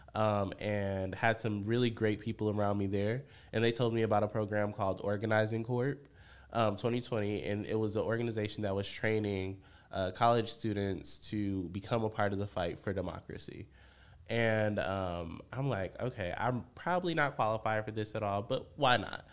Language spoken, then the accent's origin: English; Benton Harbor, Michigan, United States; moved away as an adult; now in Chicago, United States; I'm born and raised in Benton Harbor, Michigan.